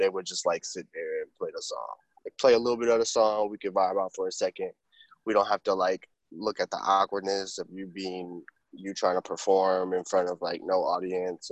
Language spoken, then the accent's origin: English; Milwaukee, Wisconsin, United States; now in Brooklyn, United States; I'm from Milwaukee originally. Currently I live in Brooklyn, New York